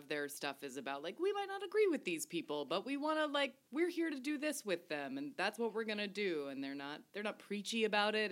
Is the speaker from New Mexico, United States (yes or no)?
no; Arkansas, United States; I'm from Arkansas